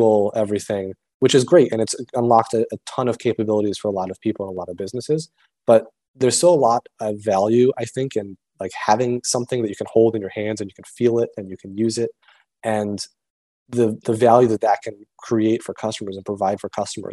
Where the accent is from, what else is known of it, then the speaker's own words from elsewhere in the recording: Connecticut, United States; moved away as an adult; also born or lived in Richmond, Virginia; now in Boston, United States; So I grew up in Connecticut, and I grew up on the New York side of Connecticut